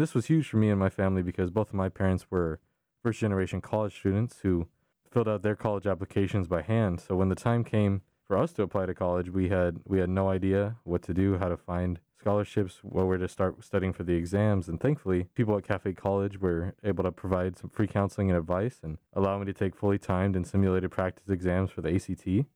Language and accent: English; San Antonio, Texas, United States; moved away; I was born and raised in San Antonio.